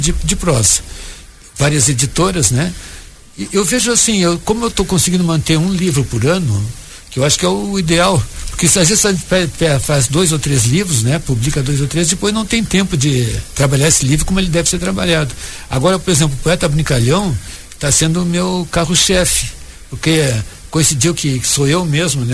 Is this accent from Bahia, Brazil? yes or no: no; Jaguarão, Rio Grande do Sul, Brazil; eu fui criado em Jaguarão, ali na, na fronteira com o Uruguai